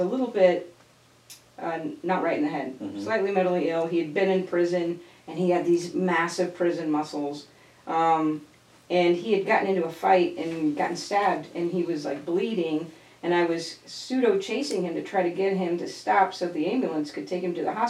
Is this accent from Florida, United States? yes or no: yes; Fort Lauderdale, Florida, United States; now in Tampa, United States; I grew up in Fort Lauderdale